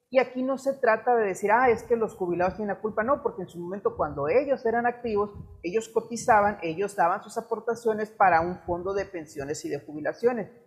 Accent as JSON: {"language": "Spanish", "country": "Mexico", "said": "como mexicanos no tenemos una buena cultura del ahorro"}